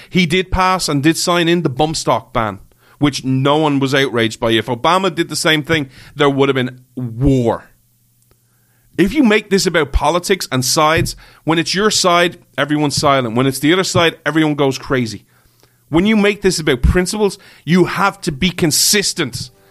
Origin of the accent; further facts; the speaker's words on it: Ireland; I'm an Irish guy